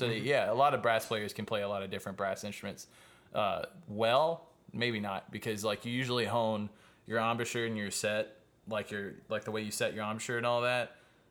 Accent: Luling, Louisiana, United States; I'm from Luling.

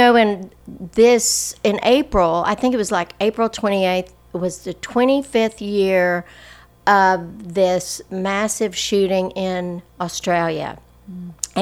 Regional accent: Lubbock, Texas, United States; I grew up in Lubbock

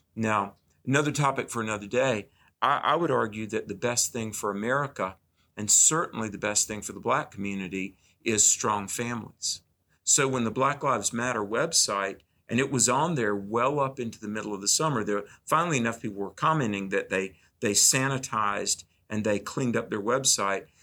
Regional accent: the South, United States; growing up in the South

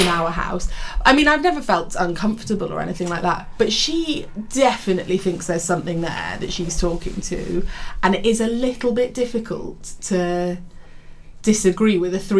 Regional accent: Haverfordwest, Wales, United Kingdom; I grew up in Haverhub West, but in a house on North Street that used to be the plague house.

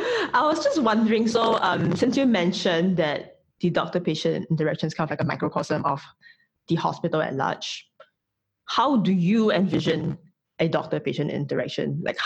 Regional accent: Singapore; as a Singaporean.

